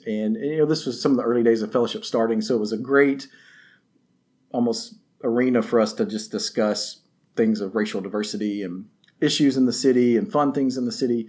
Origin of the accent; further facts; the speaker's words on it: Northwest Tennessee, United States; now in Memphis, United States; I grew up in Northwest Tennessee